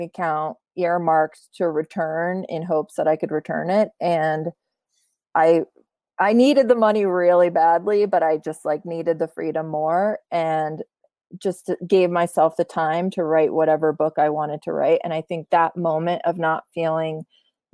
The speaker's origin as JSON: {"language": "English", "country": "United States", "tie": "born or raised there", "also_born_or_lived": "Poland", "said": "I was born in Poland. I grew up most of my life in America"}